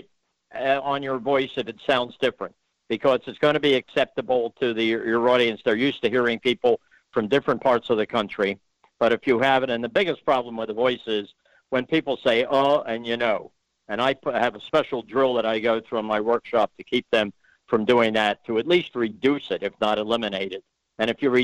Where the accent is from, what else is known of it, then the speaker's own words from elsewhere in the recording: Philadelphia, Pennsylvania, United States; I'm from Philadelphia, and we Philadelphians do tend to speak with a bit of nasality in our voice